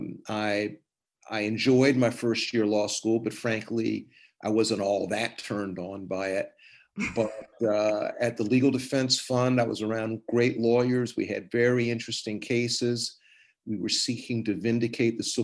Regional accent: Washington, District of Columbia, United States; I grew up in Washington, D.C.

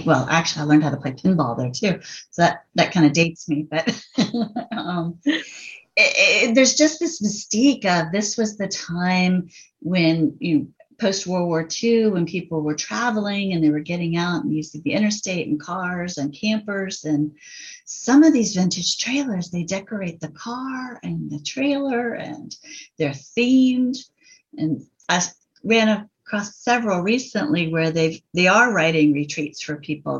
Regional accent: Virginia Beach, Virginia, United States; also born or lived in Richmond, Virginia; I've lived in Virginia all my life, and we're in Richmond now, but I did grow up in Virginia Beach

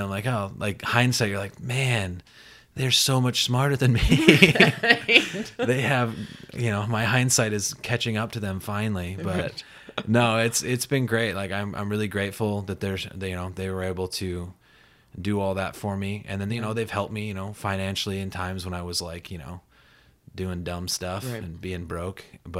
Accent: Belle Fourche, South Dakota, United States; moved away as an adult; now in New York, United States; I grew up in Belfouche, South Dakota.

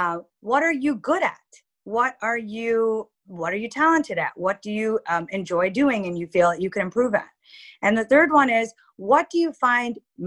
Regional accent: United States; as a kid growing up in the US, but visiting Pakistan really regularly from the age of 2 to 42

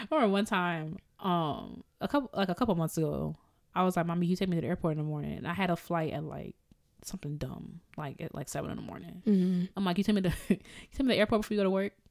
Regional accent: Jamaica; Did I use that right? I'm so Jamaican. I don't even know.

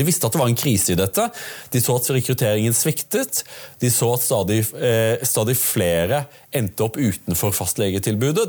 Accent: Audnedal, Agder, Norway; Jeg kommer fra, fra Audnedal

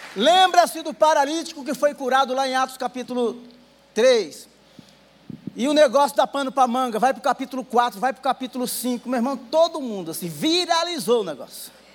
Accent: Northeast Region, Brazil; Eu sou nordestino

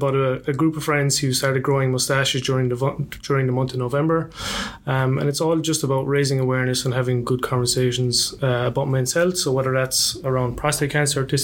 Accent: Tralee, County Kerry, Ireland; moved away as an adult; now in Melbourne, Australia; originally from Tralee in Kerry, back in Ireland

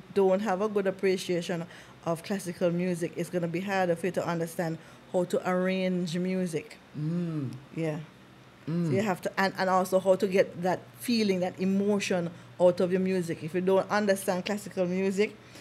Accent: Jamaica; I was born in Jamaica

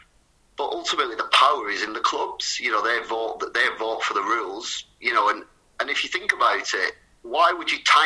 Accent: Wigan, North West England, United Kingdom; also born or lived in Bolton; I was still from Wigan.

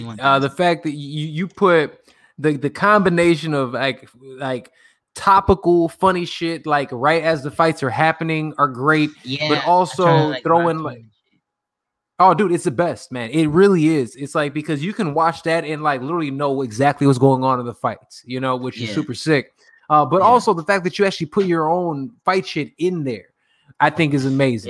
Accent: Chicago, Illinois, United States; accent: Chicago; also born or lived in Atlanta; now in Los Angeles, United States; I'm from Chicago. I'm from Chicago, fam. I got a Chicago accent

